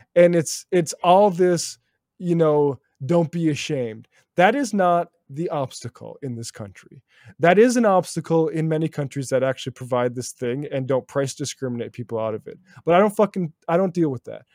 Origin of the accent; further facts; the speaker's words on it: small town near Bismarck, North Dakota, United States; moved away; which is more than lived in my hometown when I grew up there. Uh, 50,000 uh, which is about as much as Bismarck in North Dakota, the nearest big city to me